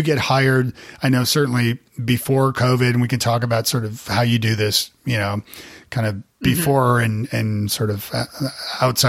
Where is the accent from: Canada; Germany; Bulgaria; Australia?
Canada; moved away; also born or lived in Nashville, United States; I'm from Canada originally